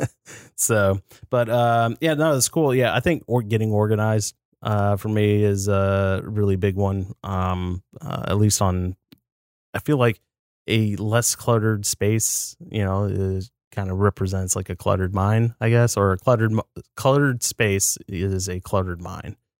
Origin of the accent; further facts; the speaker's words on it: United States; I'm an American